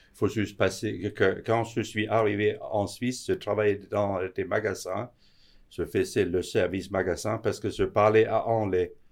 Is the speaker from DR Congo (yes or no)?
no; Denmark; moved away as an adult; now in Switzerland; Je suis d'origine du Danemark, où j'ai aussi appris l'horlogerie